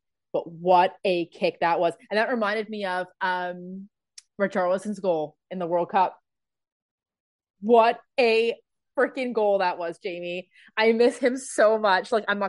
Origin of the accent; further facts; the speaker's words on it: England, United Kingdom; now in Canada; I'm originally from England, but then moved to Canada in early 2001.